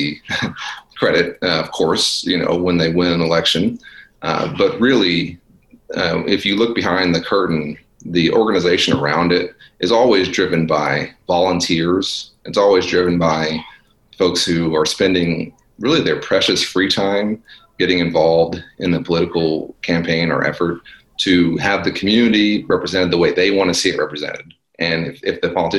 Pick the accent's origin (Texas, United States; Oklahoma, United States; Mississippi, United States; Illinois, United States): Texas, United States; Dallas; it's my hometown, and it was the part of town that I'm from. Mm-hmm. And you know, sort of North Dallas